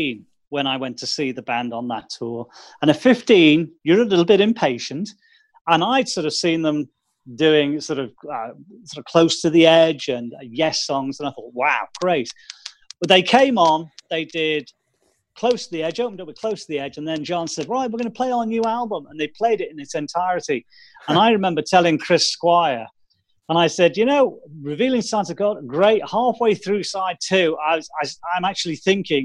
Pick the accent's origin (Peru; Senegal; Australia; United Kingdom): United Kingdom